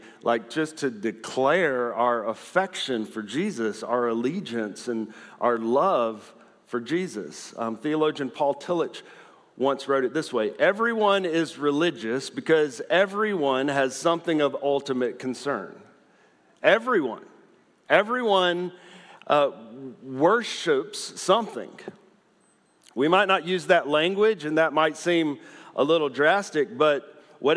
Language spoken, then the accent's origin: English; the South, United States; I'm from the South